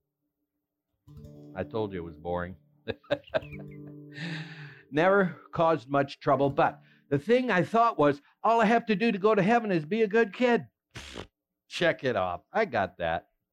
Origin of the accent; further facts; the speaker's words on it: West Central Minnesota, United States; I was born and raised in West Central Minnesota to a church-going family